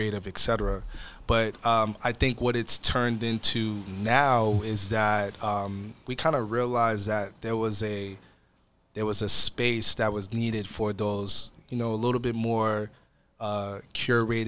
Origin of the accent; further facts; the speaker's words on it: Atlanta, Georgia, United States; now in Seattle, United States; I'm originally born and raised in Atlanta, Georgia, but I am Nigerian